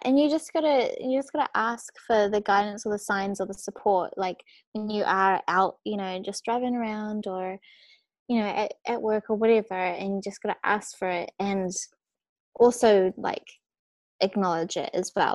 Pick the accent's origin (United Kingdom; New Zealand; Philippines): New Zealand; moved away as an adult; also born or lived in Australia; I was born in New Zealand, but I like now I literally only am in New Zealand for Christmas time with my family